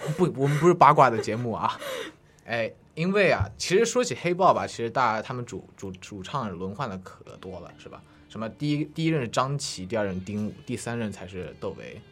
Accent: Hangzhou, Zhejiang, China; moved away; 我是来自杭州的

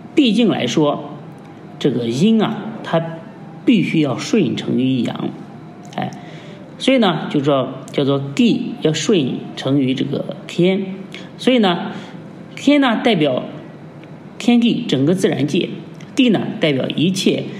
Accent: China; 我们， 呃，中国人

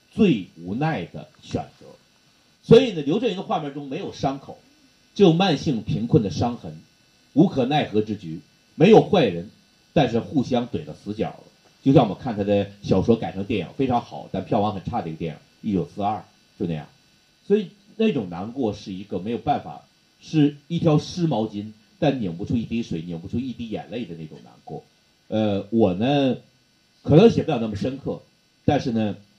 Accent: Northeast China, China; 这就是我们东北人

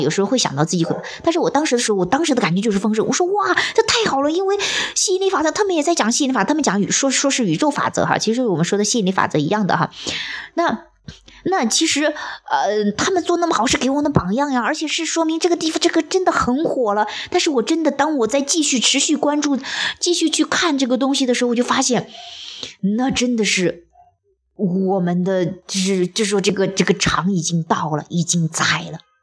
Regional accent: China; 我说即便像我们这样生活在中国

